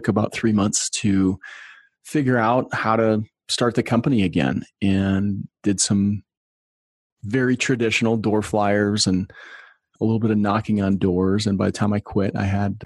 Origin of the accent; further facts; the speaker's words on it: outside of Chicago, Illinois, United States; I grew up outside of Chicago